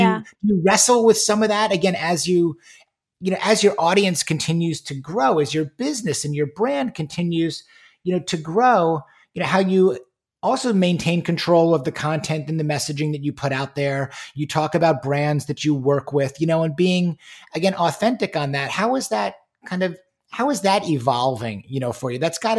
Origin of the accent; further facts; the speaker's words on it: New York, United States; also born or lived in Michigan; now in Houston, United States; having been born and raised in New York, going to school in Michigan, and now being in Houston, Texas